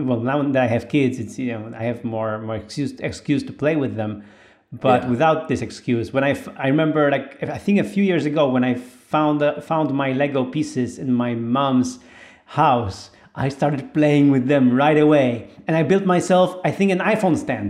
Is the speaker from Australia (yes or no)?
no; Poland; I'm this guy from Poland